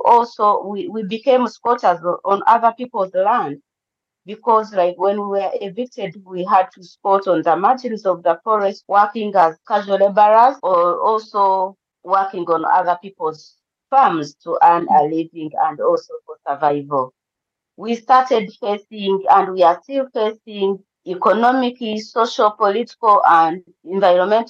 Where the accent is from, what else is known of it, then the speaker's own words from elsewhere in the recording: Uganda; I'm from the Bantu community, which is one of the indigenous communities in Uganda